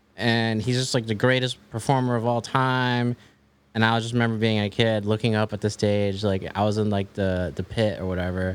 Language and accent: English; Maryland, United States; also born or lived in Washington, D.C.; I grew up in, like, the suburbs of Maryland